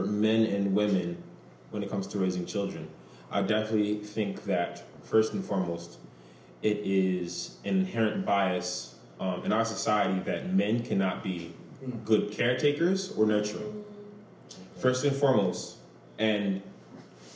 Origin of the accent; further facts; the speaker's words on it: Camden, New Jersey, United States; I was born and raised in Camden